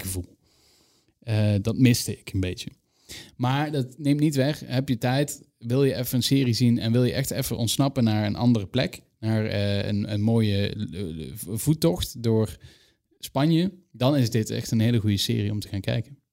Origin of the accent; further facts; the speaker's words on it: Limburg, Netherlands; Ik ben een Limburger